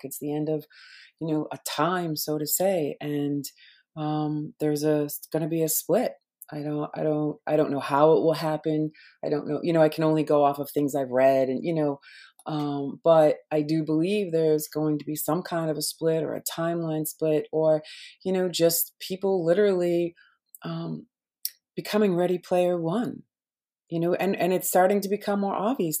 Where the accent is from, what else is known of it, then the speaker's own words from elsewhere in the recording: Boston, Massachusetts, United States; I grew up in Boston, right? I lived one block away from Paul Revere's